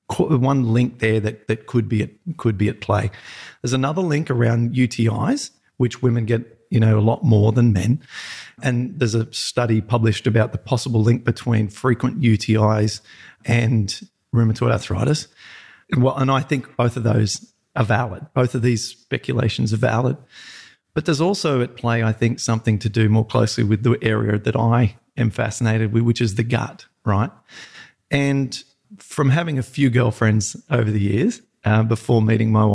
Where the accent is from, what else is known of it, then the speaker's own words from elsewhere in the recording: Peak Hill, New South Wales, Australia; I'm a total farmer upbringing